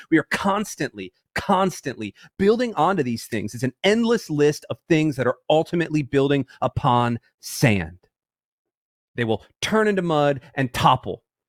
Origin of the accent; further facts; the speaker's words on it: Tampa, Florida, United States; I'm from Tampa